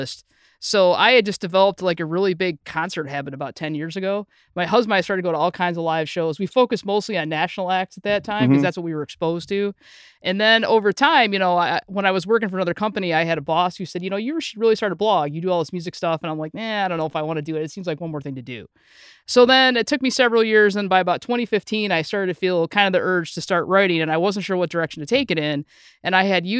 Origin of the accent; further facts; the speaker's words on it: Howell, Michigan, United States; also born or lived in Ann Arbor, Michigan; now in Whitmore Lake, United States; we both grew up in Howell and went to high school together